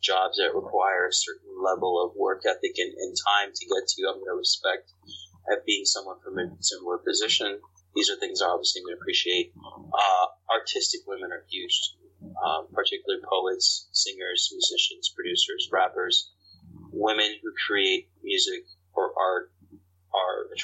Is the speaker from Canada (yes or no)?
yes; Canada; moved away as an adult; now in United States; I was born and raised in Canada. I've lived in the States for almost, I mean, like 10 years now